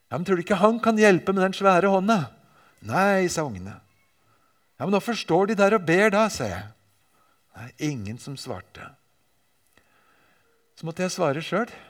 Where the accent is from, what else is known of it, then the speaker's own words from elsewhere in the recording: Japan; Jeg vokste altså opp i Japan og har av og til med meg bilder og viser dem fra min oppvekst der.